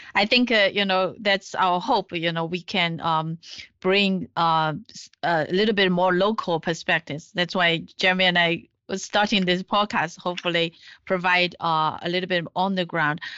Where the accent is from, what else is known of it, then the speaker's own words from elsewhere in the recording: China; you um, and I we grew up in China